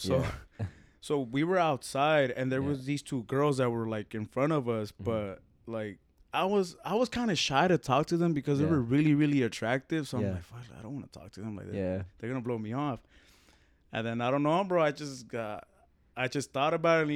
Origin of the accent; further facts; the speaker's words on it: Mexico; now in Phoenix, United States; I'm from Mexico